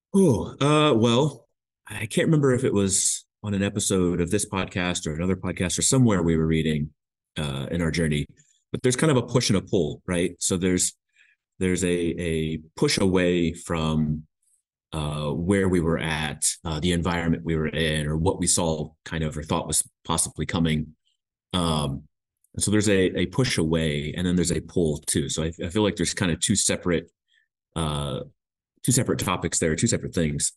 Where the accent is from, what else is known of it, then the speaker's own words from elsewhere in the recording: Indianapolis, Indiana, United States; moved away as an adult; now in Hamilton, New Zealand; we are from Indiana, Indianapolis specifically.